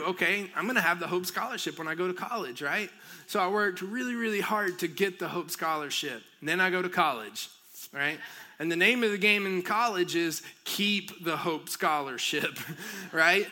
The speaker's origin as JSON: {"language": "English", "area": "near Helen", "region": "northeast Georgia", "country": "United States", "tie": "born or raised there", "moved": "yes", "said": "I grew up in Georgia"}